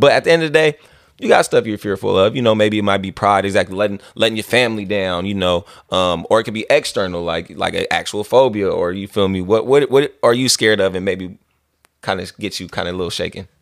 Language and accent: English; Vallejo, California, United States; I'm from Vallejo